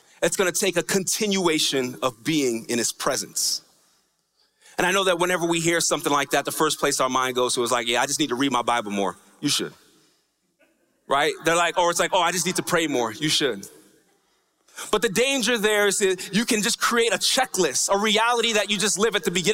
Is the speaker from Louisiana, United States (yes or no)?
no; New York, United States; when I was growing up in New York